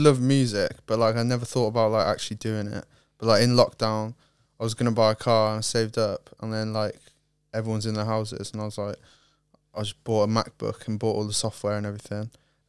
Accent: Lake Tahoe, California, United States; born there; also born or lived in Ohio / Ireland; I was born in Cali, Lake Tahoe, California, and then moved to Ohio, and then moved to Ireland, and moved here.

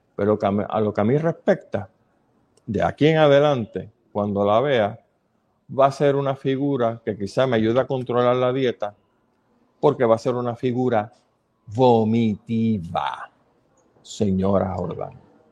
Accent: Puerto Rico

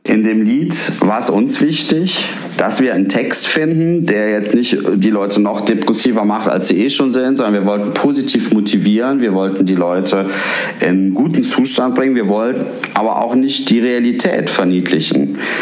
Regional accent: Cologne, North Rhine-Westphalia, Germany; als Rheinländer, als Kölner

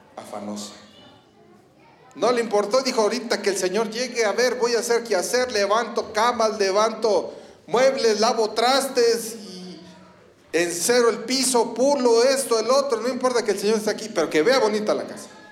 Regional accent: Ecatepec, State of Mexico, Mexico; soy de Catepec

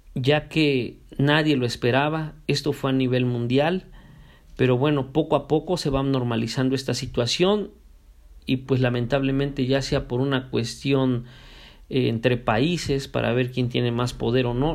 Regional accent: Mexico; nosotros como mexicanos

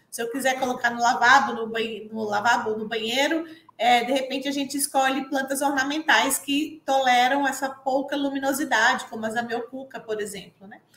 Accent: Pernambuco, Brazil; moved away as an adult; eu sou pernambucana, e fiz agronomia na Federal Rural lá de Pernambuco

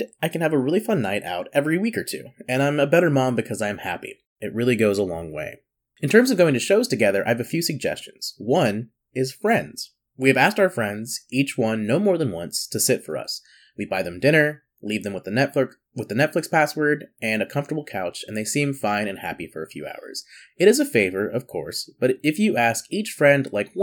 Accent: South Carolina, United States; growing up in South Carolina

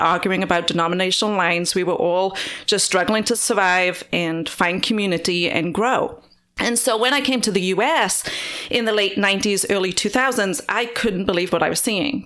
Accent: Wales, United Kingdom; moved away as an adult; now in United States; I grew up in Wales in the U K

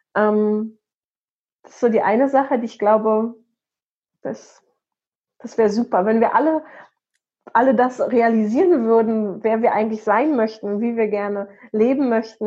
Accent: Potsdam, Brandenburg, Germany; in Potsdam, meine Heimatstadt

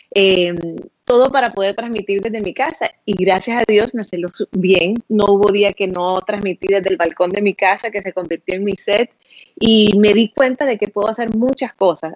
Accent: Honduras; moved away as an adult; yo soy de Honduras, crecí en Honduras, me gradué de la high school en Honduras

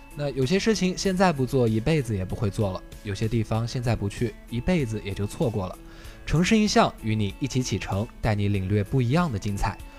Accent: Xinjiang, China; moved away as an adult; now in Wuhan, China; 我的家乡是新疆， 咱们都算是北方的孩子

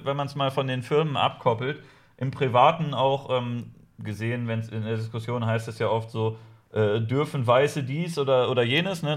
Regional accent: Lower Saxony, Germany; Ich komme eigentlich aus, äh, aus Niedersachsen

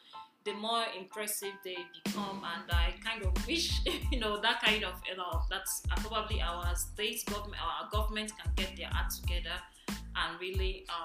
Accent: Nigeria; now in United States; I'm from Nigeria.

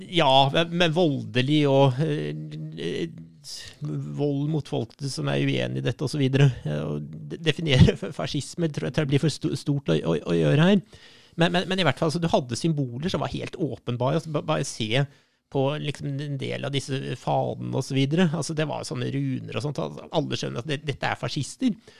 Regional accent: Norway; jeg er historiker fra Norge

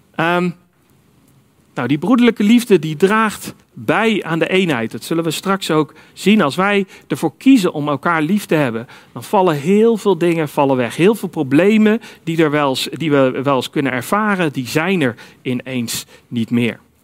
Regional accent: Netherlands; Wij zijn als Nederlanders nog wel eens geneigd om te zeggen

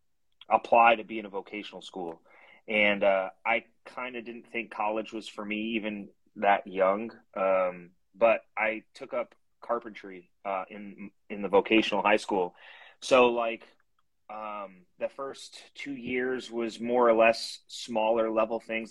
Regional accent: Connecticut, United States; moved away as an adult; I'm originally from Connecticut

